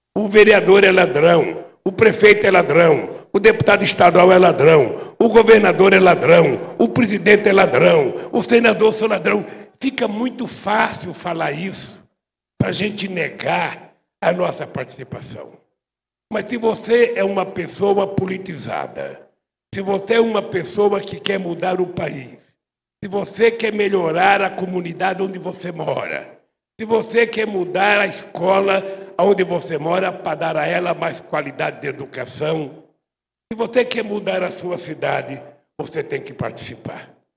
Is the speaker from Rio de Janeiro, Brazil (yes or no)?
no; São Paulo, Brazil; Eu saí da Vila Carioca, vocês sabem, é aqui perto da Vila Carioca. Morei muito tempo na Vila Carioca